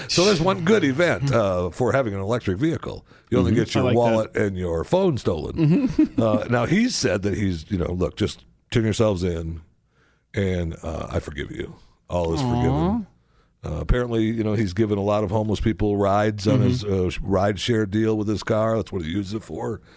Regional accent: Michigan, United States; When I grew up in Michigan

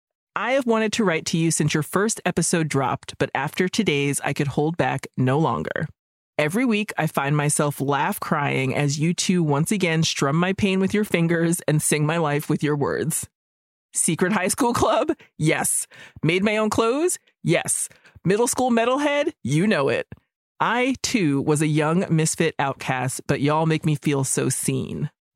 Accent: Minnesota, United States; I was born and raised in Minnesota, not a lot of Filipinos around, and grew up completely disconnected from that part of my heritage.

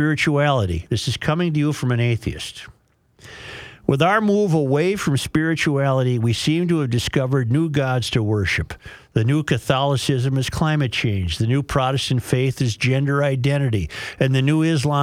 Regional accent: Minnesota, United States; I've enjoyed being a Minnesotan

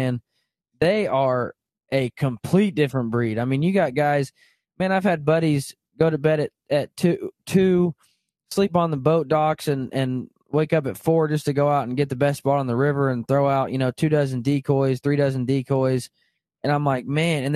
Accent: Arkansas, United States; now in Kansas, United States; I grew up in Arkansas and now I live in Kansas

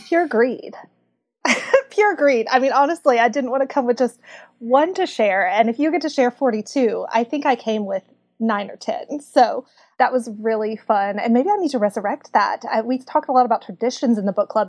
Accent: Kentucky, United States; accent: Southern; Growing up in Kentucky

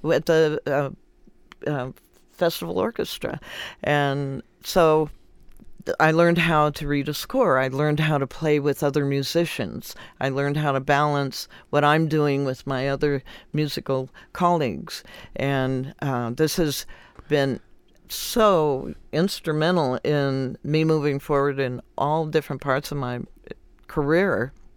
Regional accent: Compton, California, United States; I grew up in Compton

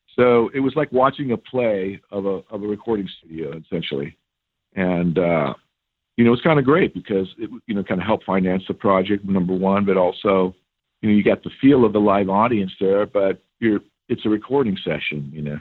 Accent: Bay Area, California, United States; now in Glendale, United States; I grew up in the Bay Area

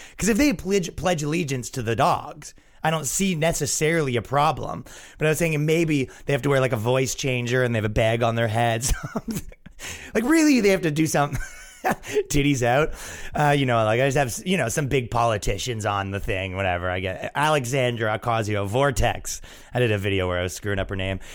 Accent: Canada; moved away; when I grew up in Canada, it wasn't like

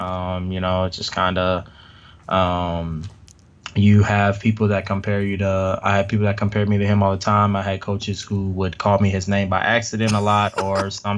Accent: Indianapolis, Indiana, United States; also born or lived in Lafayette, Indiana; I grew up in Indianapolis. I tell people I was kind of born and raised here because I don't remember really being in Lafayette ever.

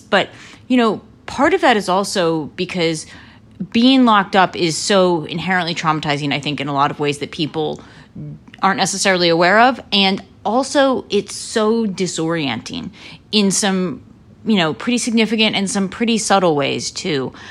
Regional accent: Lancaster, Pennsylvania, United States; I grew up in Lancaster, Pennsylvania, in the heart of Amish country.

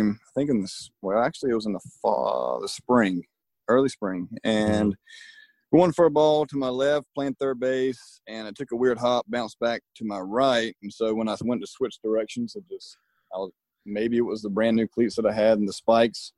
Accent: Terrell, South Carolina, United States; I grew up in Terrell and wasn't around big colleges

